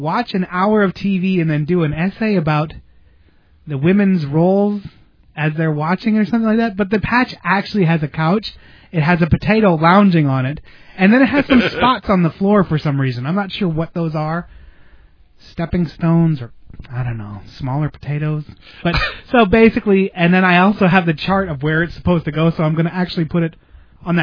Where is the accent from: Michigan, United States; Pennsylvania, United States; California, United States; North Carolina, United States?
Pennsylvania, United States; Slatington; moved away; things that were only in my hometown, like that Golden Sun potato chips and A-Treat